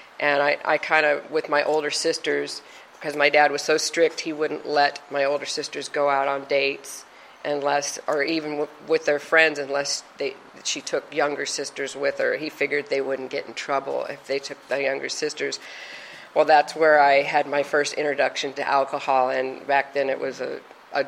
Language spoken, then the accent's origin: English; Simi Valley, California, United States; also born or lived in Ontario, California / Sunland-Tujunga, California; us kids growing up in Simi Valley